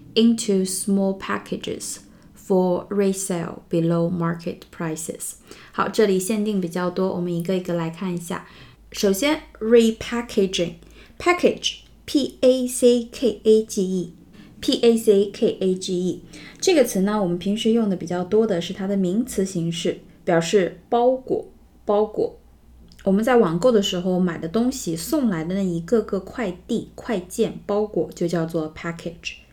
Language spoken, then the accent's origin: Chinese; China; 因为我们中国人对奶制品的新闻会比较敏感